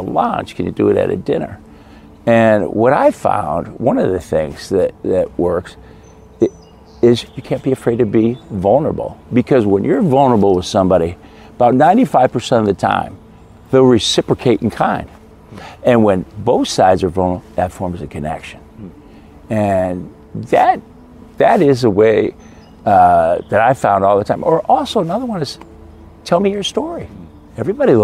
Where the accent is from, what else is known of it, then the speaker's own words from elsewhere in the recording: Midwest, United States; I grew up in the Midwest, great Midwestern values